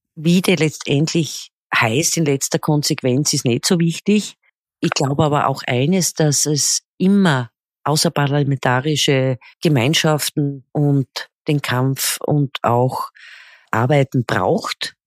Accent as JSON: {"language": "German", "town": "Graz", "region": "Styria", "country": "Austria", "said": "wie man bei uns in Österreich sagt"}